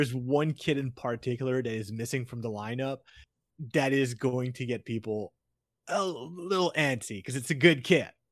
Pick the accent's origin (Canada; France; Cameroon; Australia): Canada; I, as a Canadian